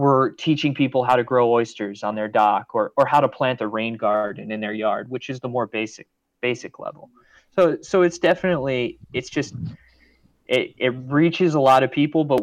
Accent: Rhode Island, United States; moved away; also born or lived in Boston / Maryland; I grew up in Rhode Island, went to school in Boston

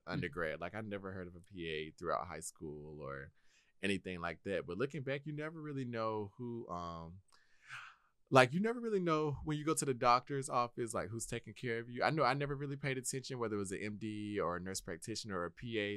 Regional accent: Milledgeville, Georgia, United States; also born or lived in Kennesaw, Georgia; Originally, I was born and raised in Milledgeville, Georgia

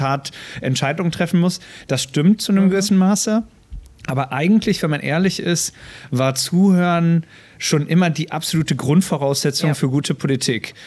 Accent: near the inner-German border, Lower Saxony, Germany; moved away as an adult; also born or lived in Bremen; now in Schleswig-Holstein, Germany; ich bin in der Nähe ähm, von der innerdeutschen Grenze aufgewachsen in Niedersachsen

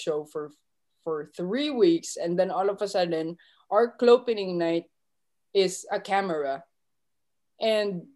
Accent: Manila, Metro Manila, Philippines; moved away as an adult; now in New York, United States; I'm from Manila, Philippines, born and raised, moved to United States 2014

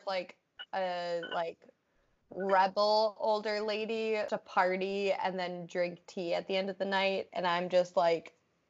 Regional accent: Massachusetts, United States; now in New Hampshire, United States; I'm originally from Mass.

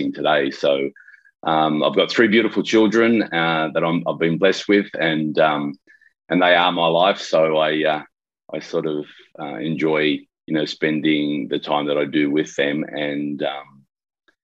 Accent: Sydney, New South Wales, Australia; I'm from Sydney, Australia

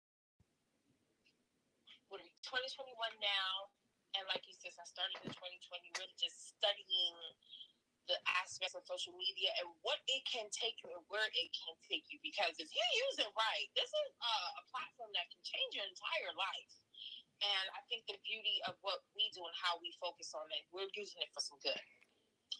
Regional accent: Baltimore, Maryland, United States; moved away as an adult; also born or lived in Brooklyn, New York / Panama (parents); My family and I moved to Baltimore, and that's where I was raised. So Baltimore is definitely my hometown.

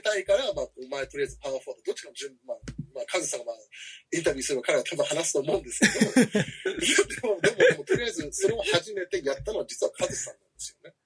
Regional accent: Washington, District of Columbia, United States; also born or lived in Hiroshima, Japan; now in Matsue, Japan; 僕はあの実はワシントン DC 出身

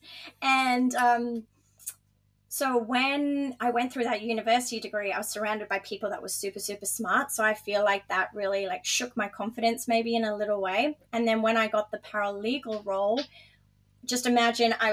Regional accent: Dubai, United Arab Emirates; moved away as an adult; also born or lived in Gold Coast, Australia; now in Australia; I grew up in Dubai

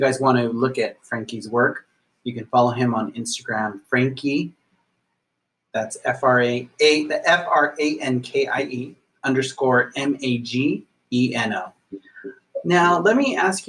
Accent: Los Angeles, California, United States; I come from Watts, so the Chola culture, gangster culture, it's not the best culture, but it is a culture that what I was submerged

